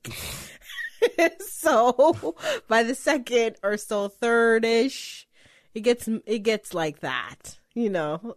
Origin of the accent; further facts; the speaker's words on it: Canada; We're Canadian